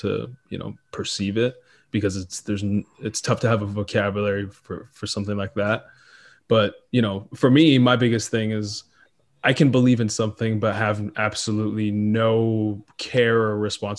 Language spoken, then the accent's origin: English; Israel; born there; No, I was born in Israel, and my parents were born in Ethiopia.